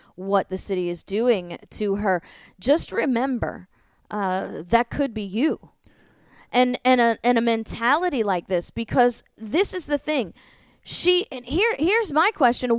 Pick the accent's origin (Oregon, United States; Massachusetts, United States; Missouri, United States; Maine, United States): Missouri, United States; St. Louis; I grew up in St. Louis